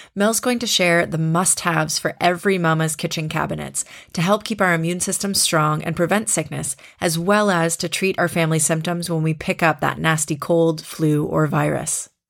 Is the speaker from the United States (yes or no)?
no; Canada; moved away as an adult; now in Germany; in Canada, my home country